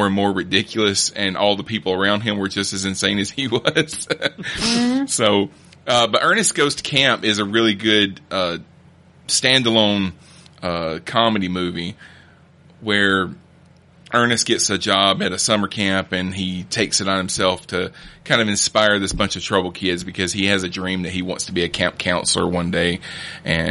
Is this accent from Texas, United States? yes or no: no; rural Alabama, United States; I grew up in Alabama, and I grew up in rural Alabama